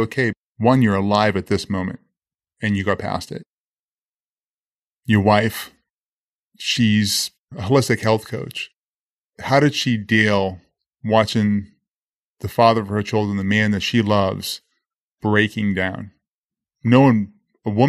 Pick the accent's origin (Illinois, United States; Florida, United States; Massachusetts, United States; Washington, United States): Massachusetts, United States; Boston; I grew up in Boston, Massachusetts